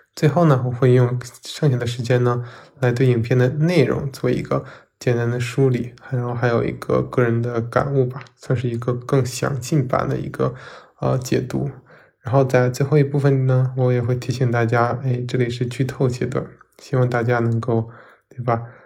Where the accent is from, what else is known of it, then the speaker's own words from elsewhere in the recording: Northeast China, China; 我也是一个东北人